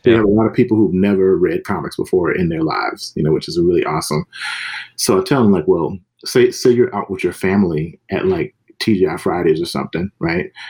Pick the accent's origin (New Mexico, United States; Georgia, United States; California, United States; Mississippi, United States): Mississippi, United States; I'm from the South, myself, yeah. from Mississippi